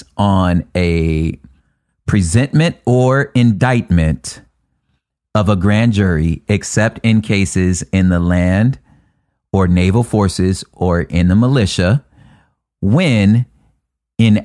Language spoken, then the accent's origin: English; California, United States; I'm a Californian